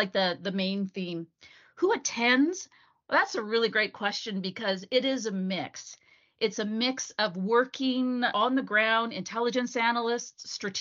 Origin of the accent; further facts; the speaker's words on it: Vancouver, British Columbia, Canada; Vancouver, my hometown